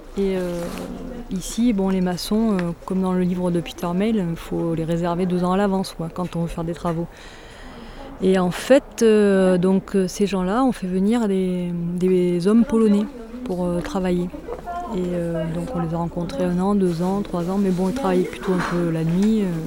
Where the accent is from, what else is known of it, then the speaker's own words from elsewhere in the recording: Saint-Léger-du-Ventoux, Provence-Alpes-Côte d'Azur, France; also born or lived in Brantes; j'ai grandi à Saint-Léger, qui est le petit village à côté.